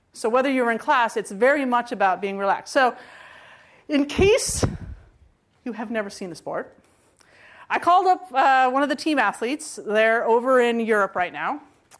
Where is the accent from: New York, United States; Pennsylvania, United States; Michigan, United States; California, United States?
California, United States; And I was from California. And I thought to myself, what are the chances that I could be the one person picked from California?